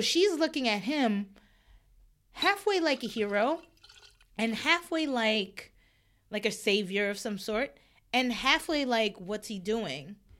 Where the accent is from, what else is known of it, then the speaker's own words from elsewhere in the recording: New York, United States; I was born and raised in New York